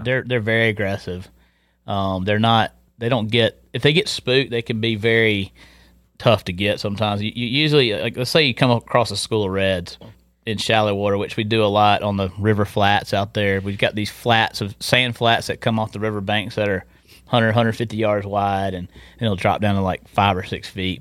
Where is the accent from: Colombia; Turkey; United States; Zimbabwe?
United States; Tarboro, North Carolina; moved away as an adult; also born or lived in Hatteras, North Carolina; I grew up in Tarboro